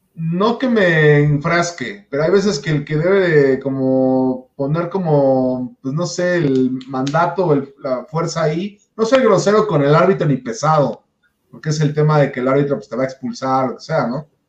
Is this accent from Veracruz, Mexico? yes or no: no; Puebla, Mexico; now in Mexico City, Mexico; yo soy de Puebla